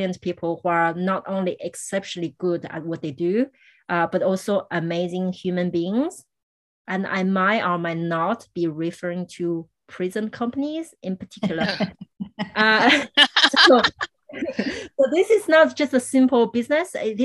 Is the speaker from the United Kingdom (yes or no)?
no; France; moved away; growing up in France